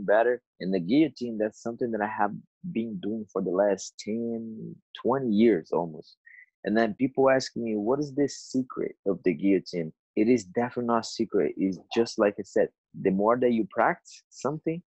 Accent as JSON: {"language": "English", "region": "São Paulo", "country": "Brazil", "tie": "born or raised there", "moved": "yes", "said": "it was in São Paulo, my hometown."}